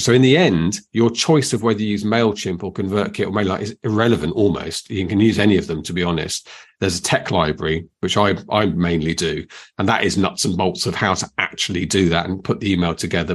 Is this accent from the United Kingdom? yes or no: yes; United Kingdom; we're very British